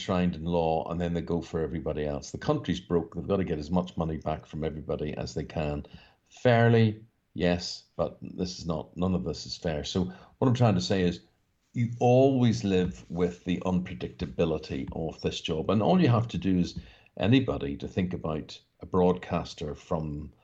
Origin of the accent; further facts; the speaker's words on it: Northern Ireland, United Kingdom; growing up in Northern Ireland